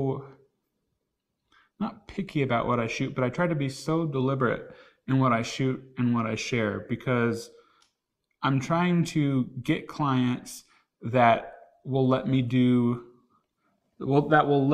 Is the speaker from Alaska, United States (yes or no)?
no; Oklahoma, United States; I grew up in Oklahoma